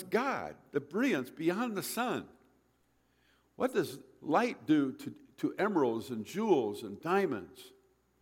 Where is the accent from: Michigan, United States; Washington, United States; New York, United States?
Michigan, United States; I grew up in Michigan